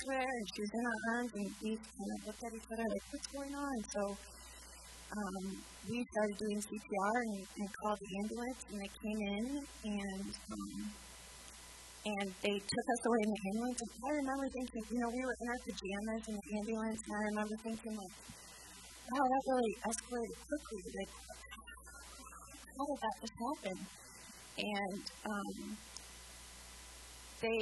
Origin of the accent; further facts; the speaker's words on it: Sioux Falls, South Dakota, United States; we're from Sioux Falls.